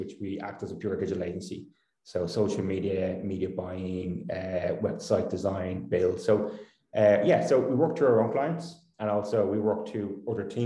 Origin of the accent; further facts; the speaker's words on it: Dublin, Leinster, Ireland; I grew up in Dublin in Permastown